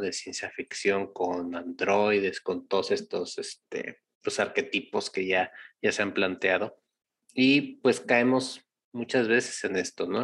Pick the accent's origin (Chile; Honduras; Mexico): Mexico; nosotros, como mexicanos, no quiero generalizar como latinoamericanos